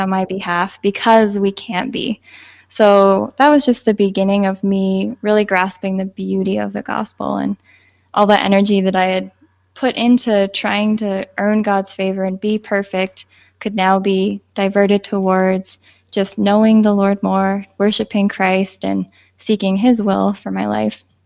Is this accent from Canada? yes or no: yes; Southern Ontario, Canada; I was born and raised in Southern Ontario